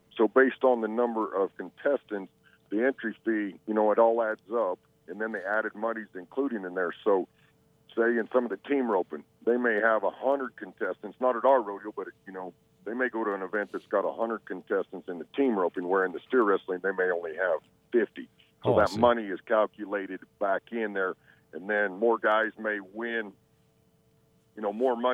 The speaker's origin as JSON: {"language": "English", "region": "Southeast Idaho", "country": "United States", "tie": "born or raised there", "said": "I grew up in Southeast Idaho"}